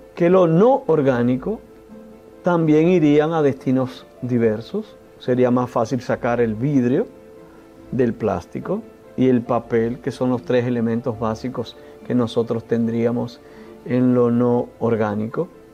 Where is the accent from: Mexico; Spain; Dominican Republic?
Dominican Republic; nosotros como dominicanos y dominicanas